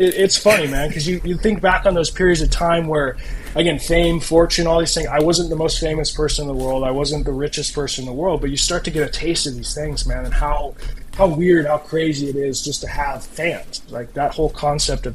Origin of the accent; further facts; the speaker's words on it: United States; also born or lived in Toronto, Canada; now in Kirkland, United States; as an American, you don't grow up learning all kinds of things about Canada